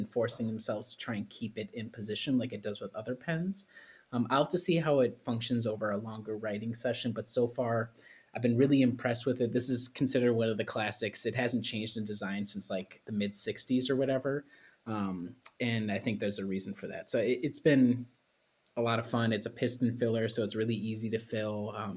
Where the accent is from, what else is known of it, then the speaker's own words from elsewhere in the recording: Midwest, United States; as a Midwesterner